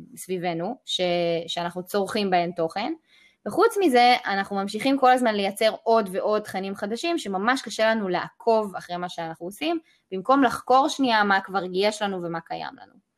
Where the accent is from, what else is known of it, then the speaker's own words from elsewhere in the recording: Israel; וגם כישראלים